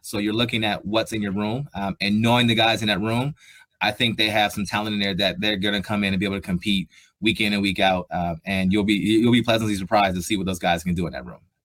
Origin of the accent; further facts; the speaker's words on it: Columbus, Ohio, United States; moved away as an adult; also born or lived in Buffalo, New York; I'm from Columbus, Ohio. So I'm I'm a Buckeye through and through, born and raised there.